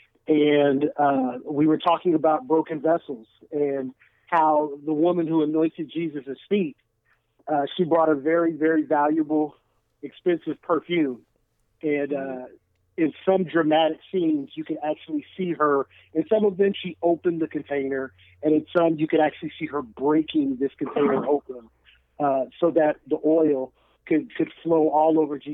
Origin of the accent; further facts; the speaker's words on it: Kansas, United States; moved away as an adult; now in St. Louis, United States; I'm originally from Kansas. My church relocated here in 2005.